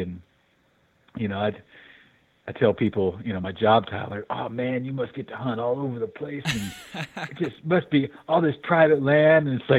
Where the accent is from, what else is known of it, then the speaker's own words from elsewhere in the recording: Fairhope, Alabama, United States; now in Missoula, United States; In Alabama, that little town called Fairhope, which is sort of right on Mobile, not sort of, it is on Mobile Bay down there.